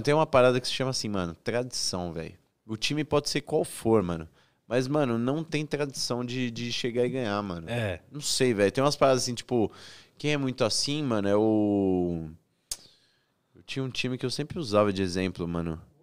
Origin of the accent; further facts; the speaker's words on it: Presidente Prudente, São Paulo, Brazil; Eu sou de Presidente Prudente